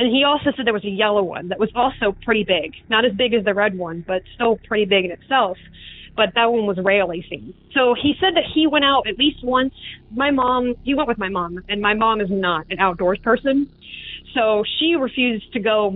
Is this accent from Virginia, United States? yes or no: yes; Southampton County, Virginia, United States; I come from Southampton County, Virginia